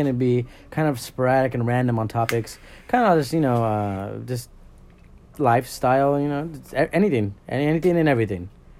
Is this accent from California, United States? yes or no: yes; Baldwin Park, California, United States; now in San Bernardino, United States; I live there now, but I grew up in Baldwin Park, California. It's just another small town. It's pretty ghetto, but not that ghetto.